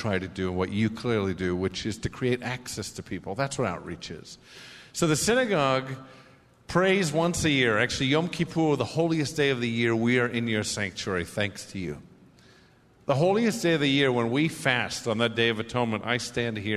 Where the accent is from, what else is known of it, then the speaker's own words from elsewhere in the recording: Haifa, Haifa District, Israel; now in Los Angeles, United States; I was born in Israel in Haifa